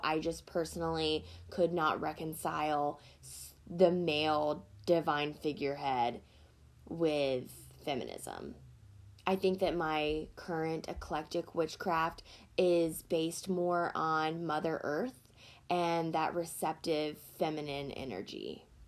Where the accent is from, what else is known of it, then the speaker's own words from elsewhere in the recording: Deep South, United States; I grew up in a very Christian household in a very small town in the South. If you can't hear it in my voice, I am from the Deep South.